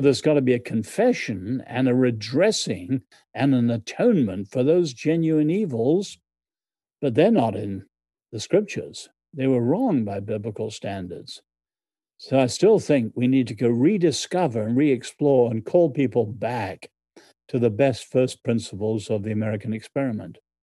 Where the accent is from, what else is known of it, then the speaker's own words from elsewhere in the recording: Ireland; moved away as an adult; now in United States; I'm Irish in background.